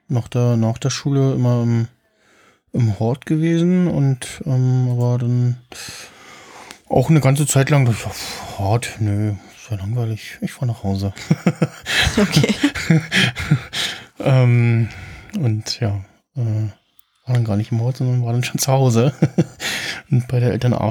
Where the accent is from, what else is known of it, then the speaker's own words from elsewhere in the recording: East Germany, Germany; in der DDR geboren, ja, am 9.